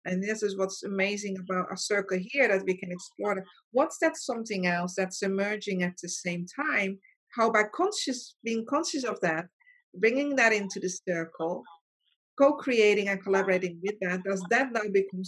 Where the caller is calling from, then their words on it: Mauritius; I'm phoning from Mauritius. That's a very small island.